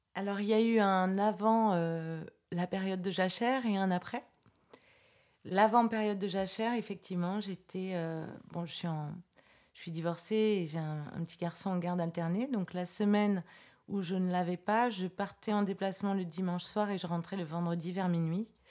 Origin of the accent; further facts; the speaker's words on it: Versailles, Île-de-France, France; Moi, je suis née à Versailles